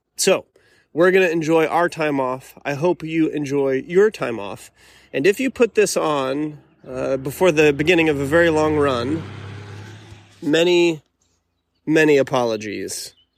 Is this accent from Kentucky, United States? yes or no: no; Arkansas, United States; here in the beautiful state of Arkansas, my home state